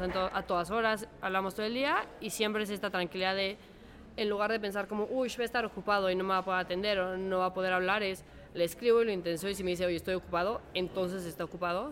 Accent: Mexico; yo soy mexicana, estudié aquí en el ITAM

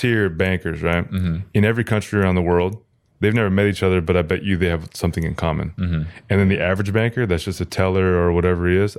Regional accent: Seattle, Washington, United States; Like, I mean, I grew up like in Seattle.

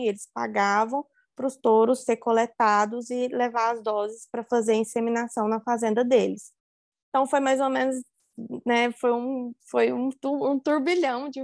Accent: Uberlândia, Minas Gerais, Brazil; Eu estava morando em Uberlândia, né? Na, na onde, onde eu sou nascida, onde eu fui criada e onde eu fiz a faculdade.

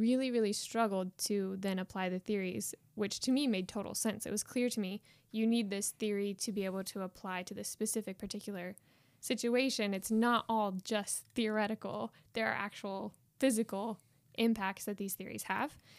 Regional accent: Winchester, Indiana, United States; moved away as an adult; now in Belfast, United Kingdom; I grew up in Winchester, Indiana, not too far from here

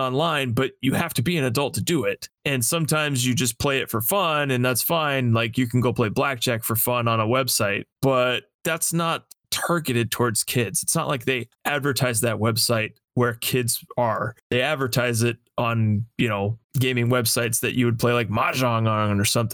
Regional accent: Las Vegas, Nevada, United States; I grew up in Las Vegas. I spent my entire life there

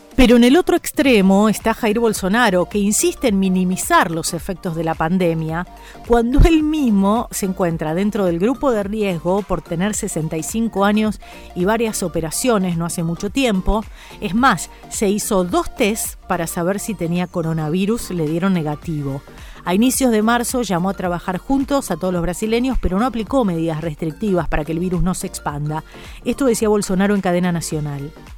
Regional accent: Argentina; yo soy argentina, vivo en Argentina

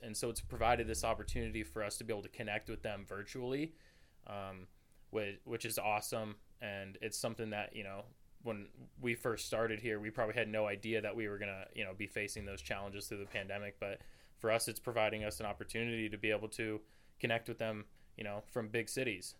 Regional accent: Camas, Washington, United States; moved away as an adult; now in Moscow, Idaho, United States; I'm a junior here at the University of Idaho from Camas, Washington, which is just north of Portland, Oregon

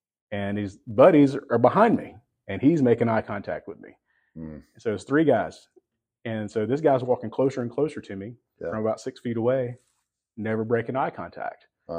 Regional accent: Texas, United States; I'm from Texas.

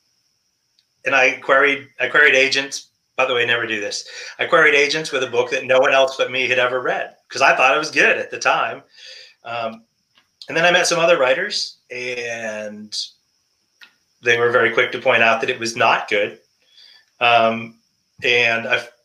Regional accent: New Hampshire, United States; moved away as an adult; I grew up in New Hampshire

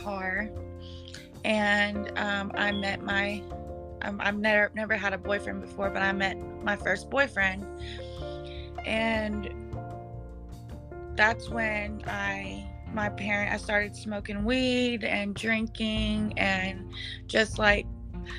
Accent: Paradise, California, United States; I was born in Paradise, California. Born and raised there

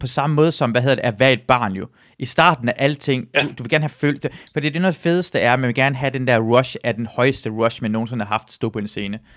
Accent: Iran; now in Denmark; jeg er iraner

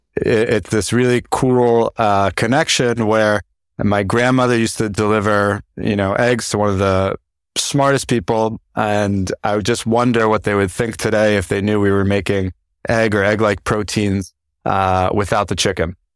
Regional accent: New Jersey, United States; I grew up in New Jersey

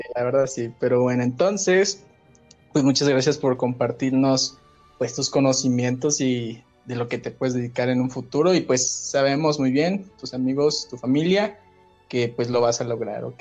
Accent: Ciudad del Carmen, Campeche, Mexico; allá Ciudad del Carmen, Campeche

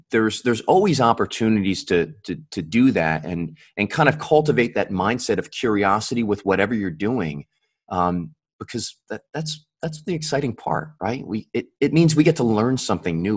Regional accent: Buffalo, New York, United States; also born or lived in California / Virginia; now in Capital Region, New York, United States; I was originally from Buffalo

